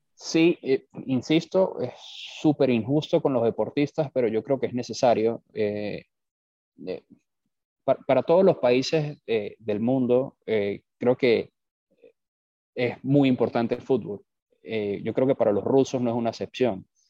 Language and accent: Spanish; Venezuela; moved away as an adult; also born or lived in Bogotá, Colombia / New York, United States / Lima, Peru; now in Miami, United States; yo soy venezolano. Eh, por razones obvias tuve que abandonar Venezuela